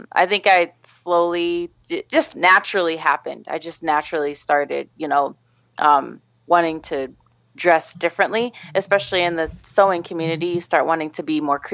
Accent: Gardner, Kansas, United States; I grew up in a small town in Kansas called Gardner

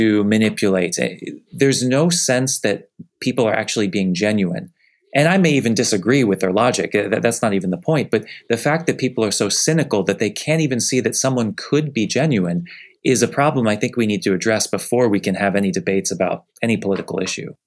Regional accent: Northeast, United States; now in Southeast, United States; I grew up in the Northeast, where we can all say that the church is sef-, definitely fading

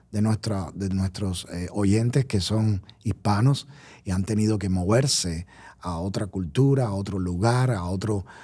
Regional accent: Colombia; Usted sabe que yo oh, soy colombiano.

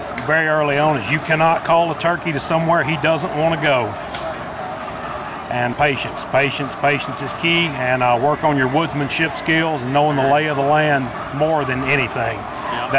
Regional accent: Tennessee, United States; I'm from Tresmont, Tennessee.

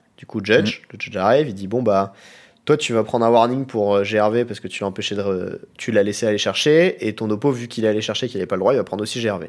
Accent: Chambray-lès-Tours, Centre-Val de Loire, France; moved away; also born or lived in Nantes; Je suis né à Chambray-les-Tours. Je suis donc tourangeau de naissance

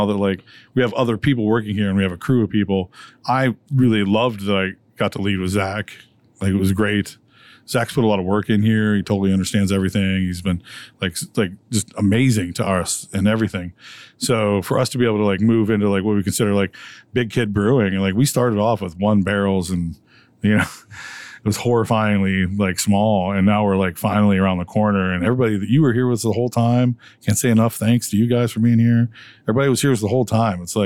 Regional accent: Detroit, Michigan, United States; now in Pennsylvania, United States; I'm from Detroit, actually. My family's in Detroit

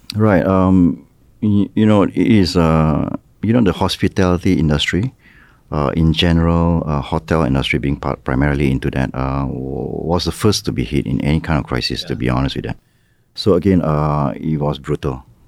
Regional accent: Malaysia; moved away as an adult; now in Ho Chi Minh City, Vietnam; my home country, which is Malaysia

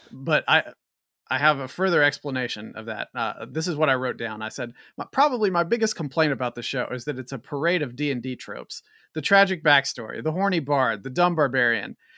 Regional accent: West Virginia, United States; I'm also from West Virginia

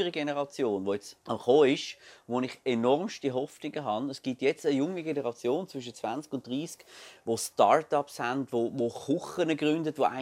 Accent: Glarus, Switzerland; Ich bin ja ursprünglich Glarner

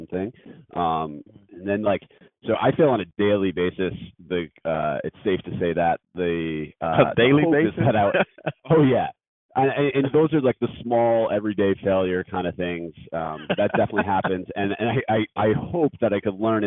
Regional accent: Scranton, Pennsylvania, United States; moved away; also born or lived in Philadelphia / New York; growing up in Scranton, Pennsylvania

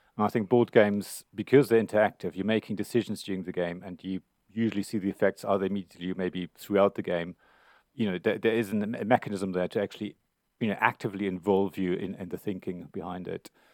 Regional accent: Germany; now in United Kingdom; I come from Germany originally

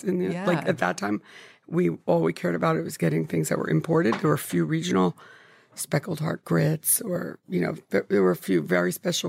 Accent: Paterson, New Jersey, United States; I was born in Patterson.

